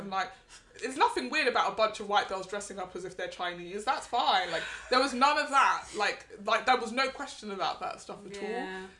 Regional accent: London, United Kingdom; that's that thing about growing up in London.

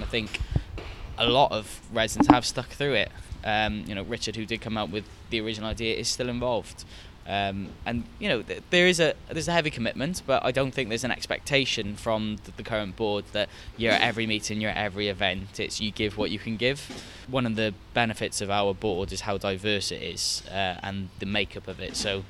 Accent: Cardiff, Wales, United Kingdom; I was raised in Grangetown

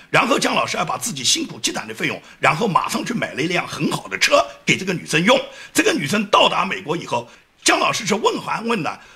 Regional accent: China; 我们中国人

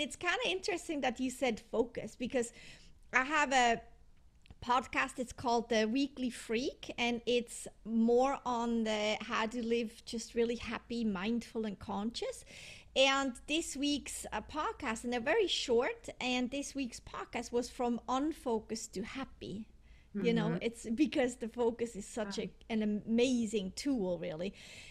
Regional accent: Switzerland; also born or lived in Europe; because I'm from Switzerland and I lived in Europe, in many countries in Europe, all my life.

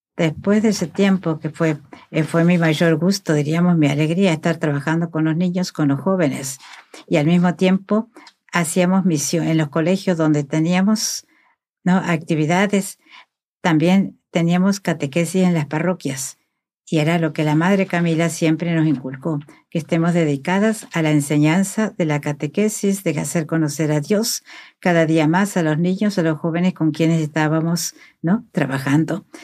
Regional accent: Argentina; moved away; soy argentina

